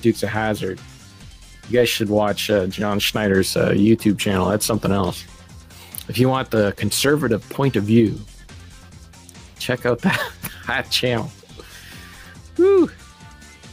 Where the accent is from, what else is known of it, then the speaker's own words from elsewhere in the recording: Canada; I'm a Canadian